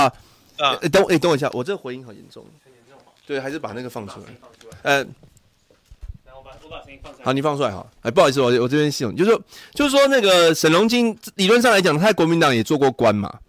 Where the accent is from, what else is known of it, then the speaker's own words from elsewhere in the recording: New Taipei, Taiwan; 然后你也知道我来自新北市了哈。